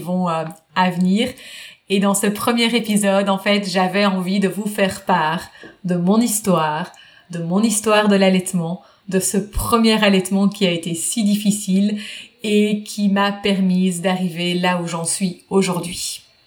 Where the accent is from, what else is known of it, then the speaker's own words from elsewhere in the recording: Belgium; moved away as an adult; now in United States; je suis belge, je vis aux États-Unis depuis maintenant presque 7 ans